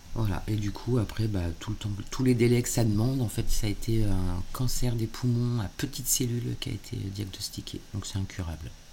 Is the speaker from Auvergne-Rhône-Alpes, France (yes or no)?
no; Normandy, France; now in Le Tourne, France; je suis normande alors. Euh, je suis pas ni bordelaise ni girondine